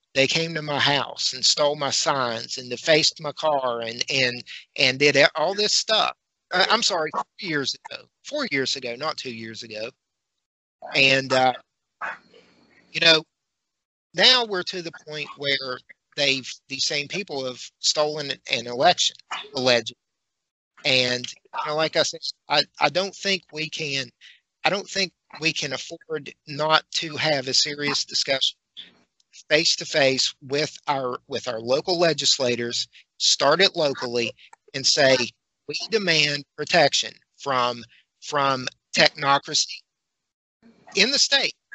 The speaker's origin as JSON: {"language": "English", "region": "West Virginia", "country": "United States", "said": "I'm a redneck from West Virginia"}